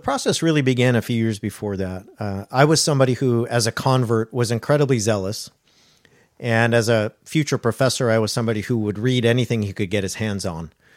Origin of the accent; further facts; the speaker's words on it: Orange County, California, United States; I grew up in Orange County, California